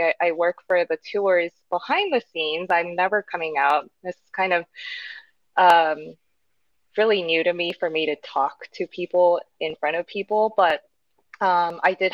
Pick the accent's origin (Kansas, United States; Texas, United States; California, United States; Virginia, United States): California, United States; Los Angeles; now in Sado, Japan; I'm from Los Angeles